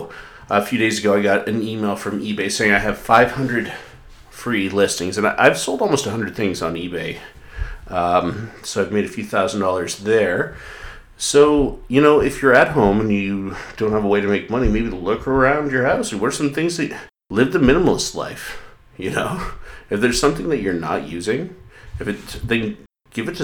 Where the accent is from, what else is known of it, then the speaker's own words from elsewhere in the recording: Canada; I'm Scottish, not Irish. Well, I'm Canadian, but my grandpa was born in Scotland